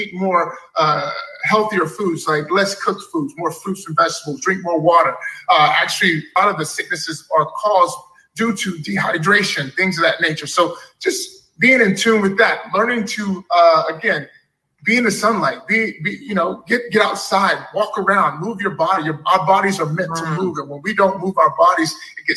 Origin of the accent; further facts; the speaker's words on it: Dallas, Texas, United States; growing up in Texas, Dallas